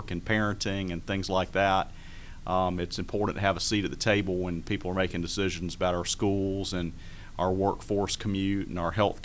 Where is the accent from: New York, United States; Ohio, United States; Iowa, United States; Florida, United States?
Florida, United States; Jacksonville; also born or lived in Americus, Georgia; now in Duluth, United States; I grew up in Jacksonville